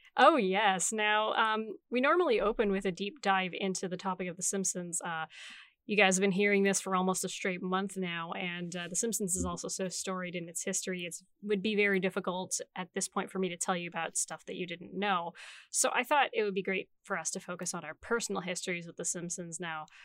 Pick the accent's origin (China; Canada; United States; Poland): Canada; we're Canadian